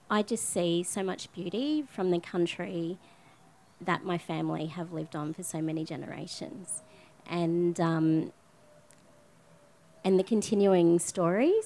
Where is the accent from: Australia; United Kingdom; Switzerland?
Australia; Cairns, Queensland; I'm from Cairns.